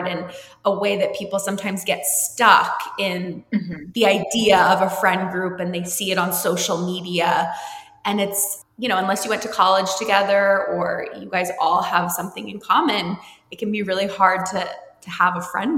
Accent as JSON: {"language": "English", "region": "New Jersey", "country": "United States", "tie": "born or raised there", "said": "And I grew up in New Jersey, but I moved a lot growing up."}